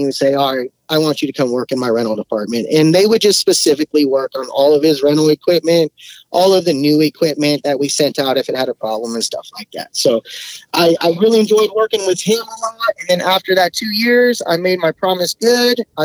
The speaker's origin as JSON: {"language": "English", "area": "Bay Area", "region": "California", "country": "United States", "tie": "born or raised there", "moved": "as an adult", "lives_now": "Sacramento area, United States", "said": "I grew up in the Bay Area. That's where I grew up"}